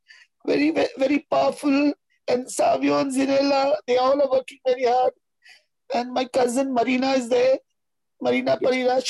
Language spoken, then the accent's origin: English; Mumbai, Maharashtra, India; I'm from Mulund, Bombay.